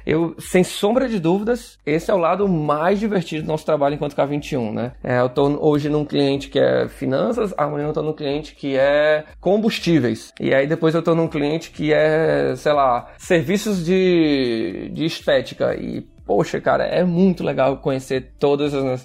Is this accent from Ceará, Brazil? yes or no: yes; Ceará, Brazil; eu sou cearense